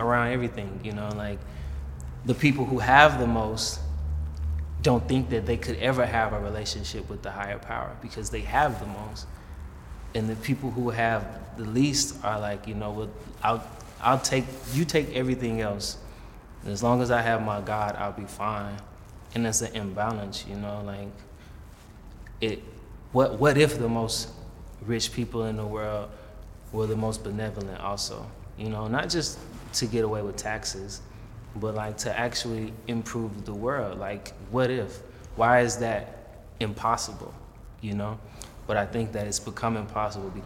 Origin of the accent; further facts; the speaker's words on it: Atlanta, Georgia, United States; Growing up in Atlanta, I was always around black people